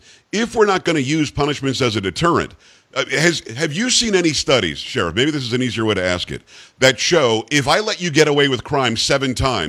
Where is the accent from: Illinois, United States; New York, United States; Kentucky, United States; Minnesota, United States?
New York, United States; now in Florida, United States; And I'm originally from Metro New York, although like many New Yorkers, I ended up in Florida.